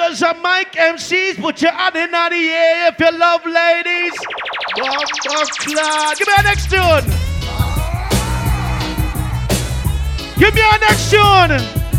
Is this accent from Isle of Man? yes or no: no; Trinidad & Tobago; I'm from Trinidad and Tobago